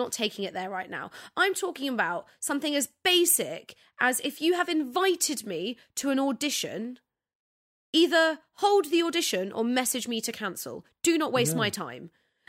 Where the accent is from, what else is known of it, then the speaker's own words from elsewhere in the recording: Cyprus; I'm from Cyprus.